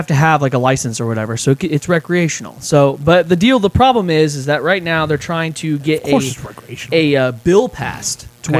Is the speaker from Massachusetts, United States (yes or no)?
no; Kansas City, Missouri, United States; Because I would be dissing my hometown Chiefs if I step foot in a Raiders stadium unless they're playing them.